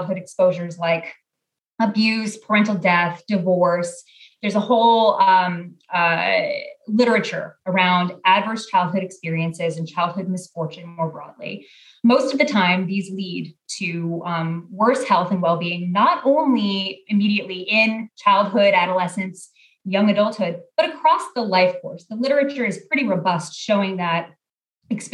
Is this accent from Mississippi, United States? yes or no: no; Portland, Oregon, United States; born or raised there; moved away as an adult; also born or lived in Texas